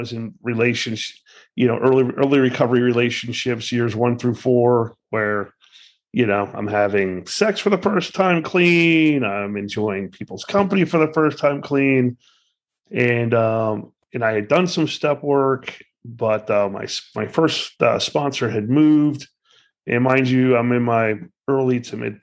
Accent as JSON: {"language": "English", "town": "Miami", "region": "Florida", "country": "United States", "tie": "born or raised there", "lives_now": "Boynton Beach, United States", "said": "I was born and raised in Miami"}